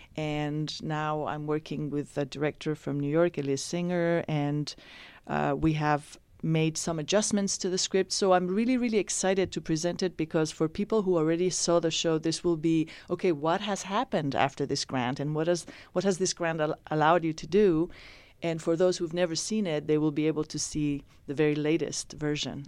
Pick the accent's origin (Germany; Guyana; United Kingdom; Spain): Spain; born or raised there; also born or lived in Iran; now in San Francisco, United States